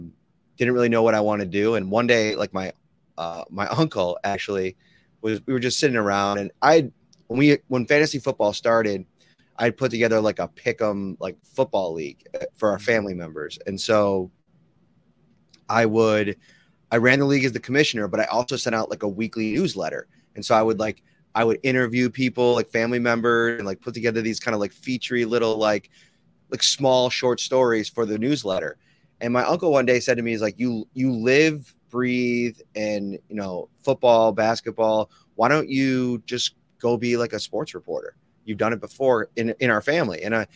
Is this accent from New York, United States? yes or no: yes; Amherst, New York, United States; Yeah, so I grew up in Amherst, New York, right outside of Buffalo.